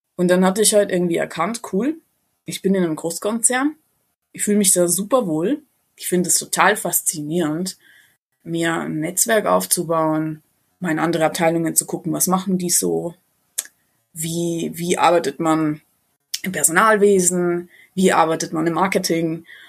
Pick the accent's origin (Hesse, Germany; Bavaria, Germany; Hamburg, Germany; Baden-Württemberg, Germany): Bavaria, Germany; a small village near Ingolstadt; bin ich äh, ganz ursprünglich aus einem kleinen Dorf in der Nähe von Ingolstadt